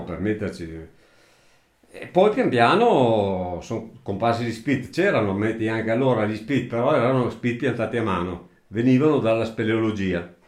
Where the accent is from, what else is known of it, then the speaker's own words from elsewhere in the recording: Italy; moved away as an adult; nato qua in questa casa qua dove ci troviamo adesso, vissuto fino a circa 30 anni qua, poi sono stato assente circa una ventina d'anni e poi sono ritornato alla mia abitazione familiare, al mio paese